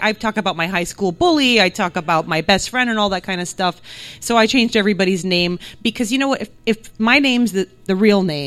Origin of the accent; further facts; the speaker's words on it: New Jersey, United States; English is a second language; I grew up in New Jersey, but my entire family is ethnically Hungarian, but they are all from Transylvania